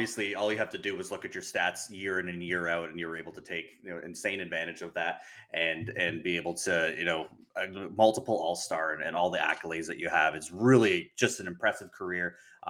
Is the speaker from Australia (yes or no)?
no; Canada; Like, man, I'm Canadian.